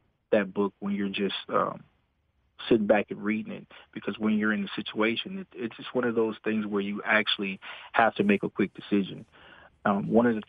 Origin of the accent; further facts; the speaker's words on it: New Orleans, Louisiana, United States; moved away; growing up in the New Orleans area, in the fifth grade, I knew I was going to be a police officer